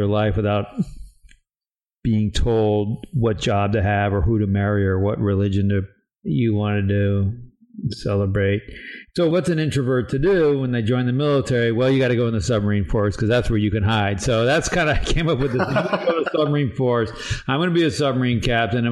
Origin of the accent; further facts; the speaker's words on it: New England, United States; I grew up in New England